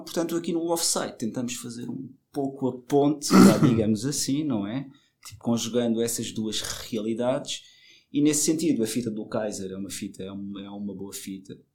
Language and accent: Portuguese; Madeira, Portugal; eu cresci na Madeira, eu sou madeirense